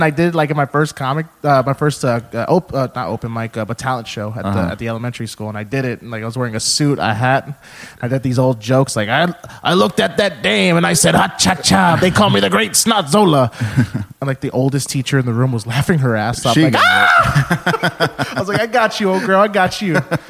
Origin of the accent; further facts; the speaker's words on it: Texas, United States; Oh, my God, are you from Texas? I'm like, oh, yeah, we're from Texas.